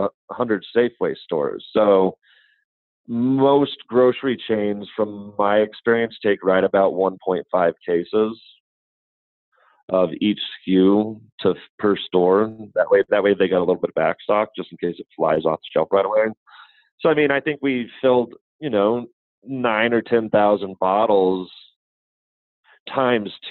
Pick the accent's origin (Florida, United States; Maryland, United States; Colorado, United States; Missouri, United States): Colorado, United States; I'm from Colorado